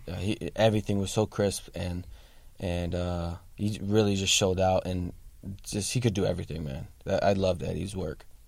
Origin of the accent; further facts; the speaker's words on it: Sacramento, California, United States; I'm actually from Sacramento